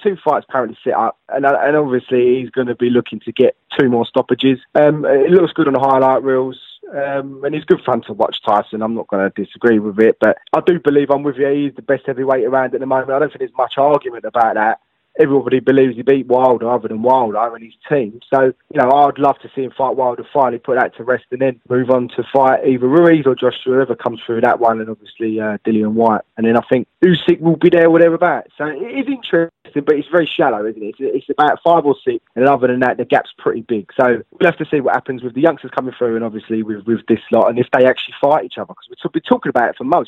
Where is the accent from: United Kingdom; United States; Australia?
United Kingdom; as British fans